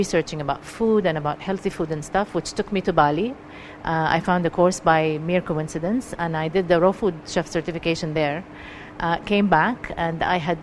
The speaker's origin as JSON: {"language": "English", "country": "Jordan", "tie": "born or raised there", "also_born_or_lived": "Palestine", "moved": "as an adult", "lives_now": "Dubai, United Arab Emirates", "said": "I'm originally Palestinian, raised in Jordan all my life. I have Syrian blood as well. Spent all my life in Jordan, basically, until I came to Dubai."}